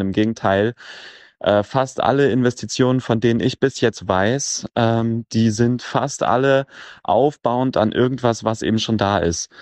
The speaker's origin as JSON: {"language": "German", "town": "Cottbus", "region": "Brandenburg", "country": "Germany", "tie": "born or raised there", "moved": "as an adult", "lives_now": "Vienna, Austria", "said": "Ich bin auch in der Lausitz geboren und bin eben in Cottbus aufgewachsen und erst vor drei Jahren nach Wien umgezogen"}